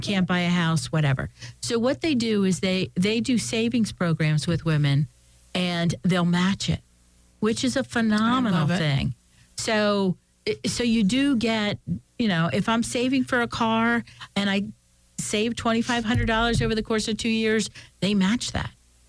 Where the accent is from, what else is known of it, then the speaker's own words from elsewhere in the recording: Philadelphia, Pennsylvania, United States; I came from Philadelphia, and there were very few women up here